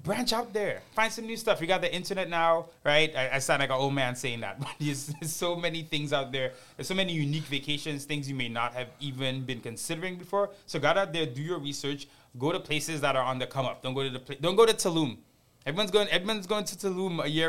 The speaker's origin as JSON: {"language": "English", "country": "Trinidad & Tobago", "moved": "yes", "said": "I'm originally from Trinidad and Tobago. Every time I head back home"}